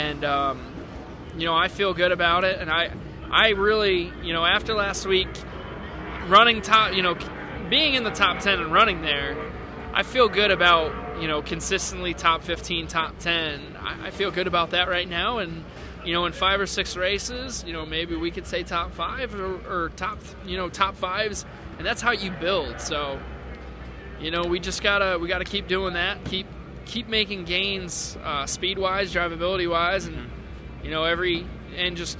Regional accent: Connecticut, United States; moved away; I'm from Connecticut

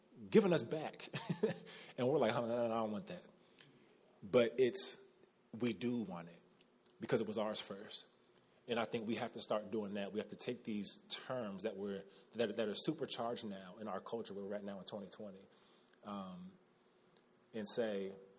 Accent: United States; as Americans, as American Christians

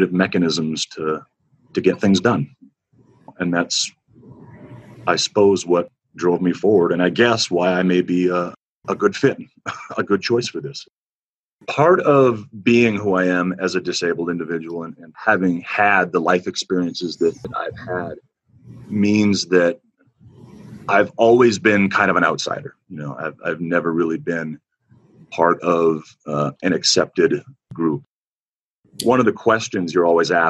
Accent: Northwest Minnesota, United States; the small, skinny, blind, severely asthmatic little boy they had on the farm growing up in Northwest Minnesota

